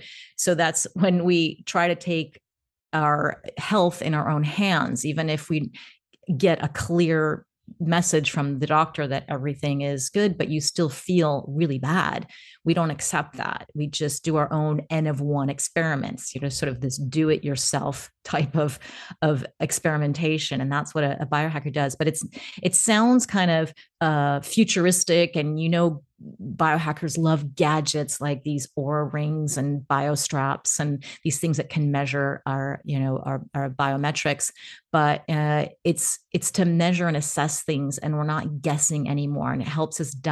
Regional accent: United States; now in Portugal; And I am American-Ukrainian. I am also a nomad. So although you know it's hard to pin me down, today I'm in Portugal.

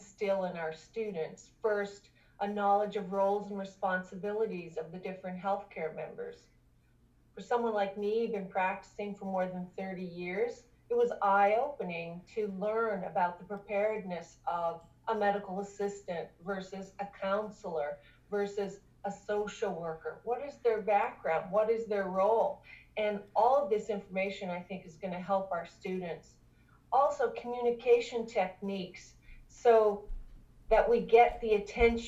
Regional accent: Canada; moved away as an adult; now in Augusta, United States; I'm originally from Canada

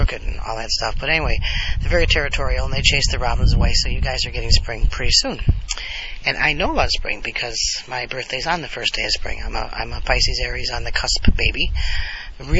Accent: United States; I'm part Native American, part Italian American, but I'm all American.

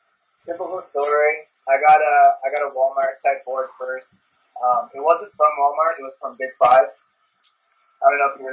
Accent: New Zealand; also born or lived in United States / California; I grew up in New Zealand

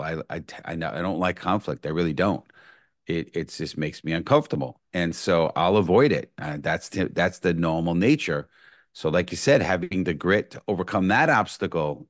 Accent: New York City, New York, United States; born and raised in the Bronx

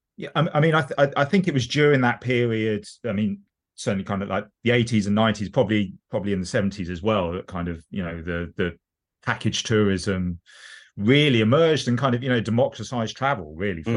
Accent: London, United Kingdom; I grew up in um, southwest London. I mean, living in southeast London at the moment

